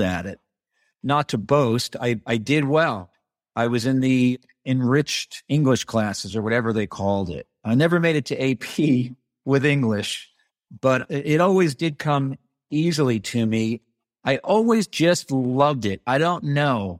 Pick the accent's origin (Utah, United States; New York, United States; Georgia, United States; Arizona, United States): New York, United States; Bardonia; also born or lived in Bronx, New York; I grew up in the New York City suburbs